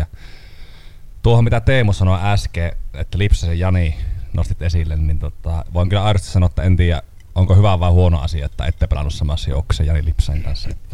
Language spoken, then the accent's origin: Finnish; Kuhmo, Kainuu, Finland; minä olen Kuhmosta